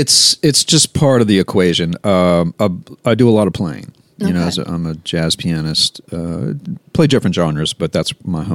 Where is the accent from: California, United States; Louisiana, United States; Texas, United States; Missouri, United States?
Louisiana, United States; Baton Rouge; also born or lived in New Orleans; Born in New Orleans, but grew up in Baton Rouge.